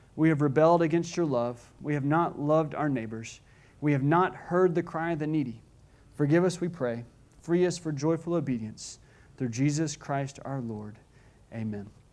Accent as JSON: {"language": "English", "country": "United States", "said": "as an American"}